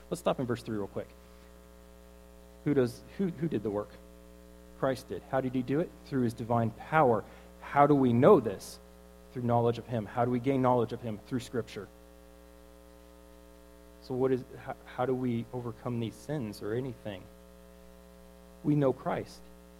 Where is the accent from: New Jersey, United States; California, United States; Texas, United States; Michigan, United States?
Texas, United States; Killeen; I grew up in Killeen, so I'm going to put it how we talk out there.